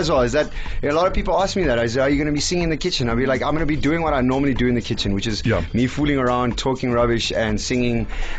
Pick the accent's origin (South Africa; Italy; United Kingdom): South Africa; Eastern Cape; Samp and beans is something that I grew up with in the Eastern Cape